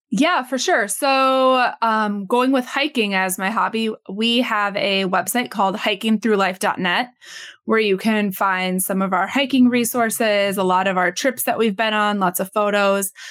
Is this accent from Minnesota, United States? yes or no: yes; Minnesota, United States; I was born and raised in Minnesota